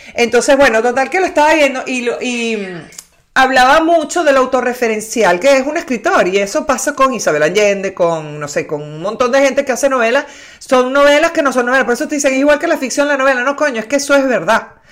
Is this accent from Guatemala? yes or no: no; Maracay, Aragua, Venezuela; Mi abuela era de Maracay, nací en Maracay